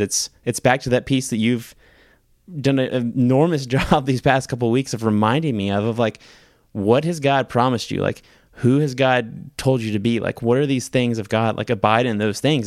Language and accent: English; the South, United States; us growing up in the South